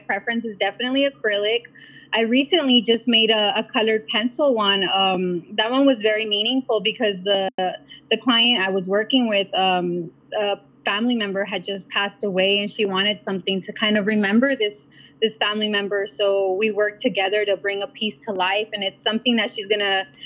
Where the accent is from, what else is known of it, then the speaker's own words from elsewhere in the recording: South Gate, California, United States; I pretty much grew up here in Southgate.